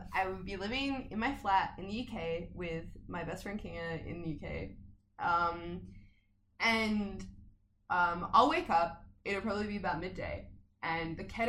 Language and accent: English; Adelaide, South Australia, Australia; moved away as an adult; that's absolutely how I did see Adelaide before I left, you know? And now that I'm back